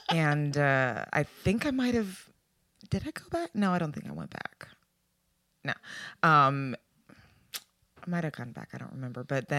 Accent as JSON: {"language": "English", "town": "Harlingen", "region": "Texas", "country": "United States", "tie": "born or raised there", "also_born_or_lived": "Austin, Texas", "said": "I first worked at a Chinese buffet in my hometown. In hometown? Harlingen, Texas."}